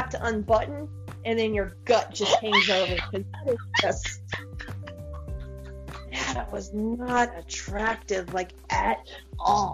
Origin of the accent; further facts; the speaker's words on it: the South, United States; I'm from the South